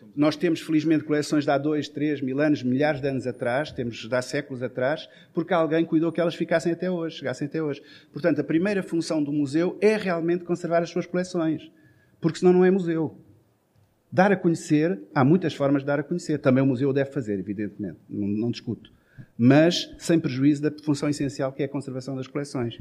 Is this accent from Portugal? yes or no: yes; Portugal